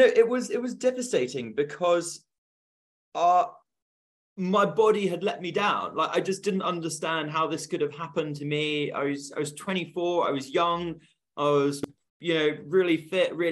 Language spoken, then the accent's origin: English; Bristol, South West England, United Kingdom; I'm from Bristol